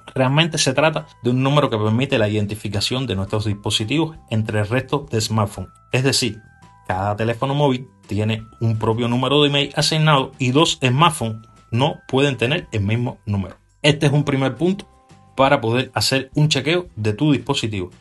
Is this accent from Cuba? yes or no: yes; Cuba; en mi país, en Cuba